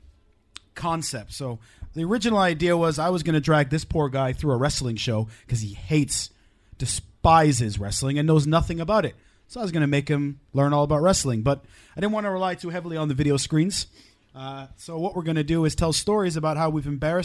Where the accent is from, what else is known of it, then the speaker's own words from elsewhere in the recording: Wales, United Kingdom; we're Welsh